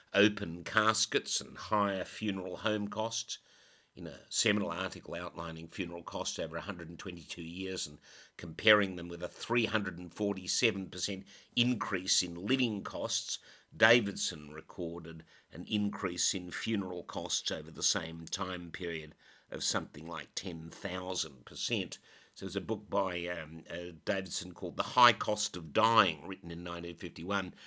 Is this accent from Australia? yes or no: yes; Australia; my country, Australia